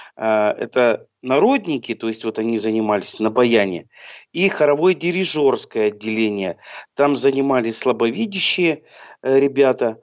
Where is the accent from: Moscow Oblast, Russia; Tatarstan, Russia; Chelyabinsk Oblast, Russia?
Chelyabinsk Oblast, Russia; Chelyabinsk; also born or lived in Troitsk, Chelyabinsk Oblast; now in Komsomolsk-on-Amur, Russia; Вообще я с Южного Урала. Я родился в городе Челябинске, а потом учился в городе Троицке Челябинской области